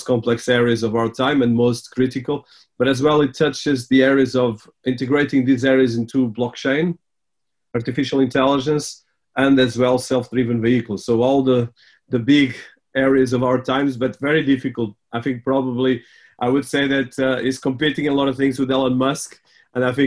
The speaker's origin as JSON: {"language": "English", "country": "Portugal", "tie": "born or raised there", "said": "I was born in Portugal, but my family was there for the last 100 years."}